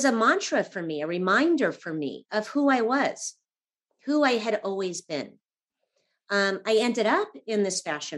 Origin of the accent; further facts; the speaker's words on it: Los Angeles, California, United States; I grew up in Laurel Canyon in the 70s, very creative family, artists